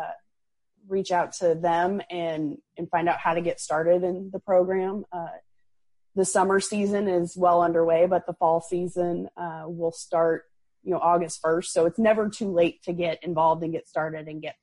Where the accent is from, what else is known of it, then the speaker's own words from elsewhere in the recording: Illinois, United States; where I grew up in Illinois